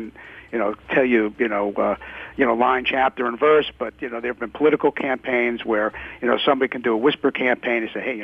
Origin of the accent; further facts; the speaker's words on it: Long Island, New York, United States; now in Fort Lauderdale, United States; I grew up on Long Island